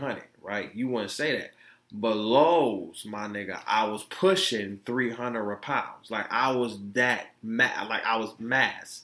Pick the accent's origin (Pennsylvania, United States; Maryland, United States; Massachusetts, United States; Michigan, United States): Michigan, United States; Detroit; also born or lived in Florida; I was born in Florida, raised in Detroit